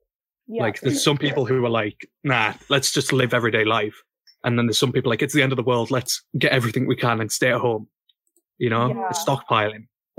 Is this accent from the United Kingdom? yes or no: yes; the north of England, United Kingdom; accent: northern; I live up north, right? This is, you probably know by my accent.